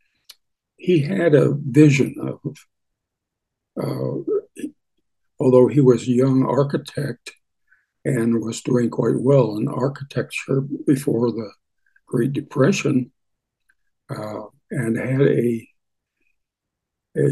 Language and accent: English; Springfield, Missouri, United States; moved away as an adult; also born or lived in Denver, Colorado / Fort Worth, Texas / Michigan; now in Tucson, United States; I was born in Springfield, Missouri, and raised there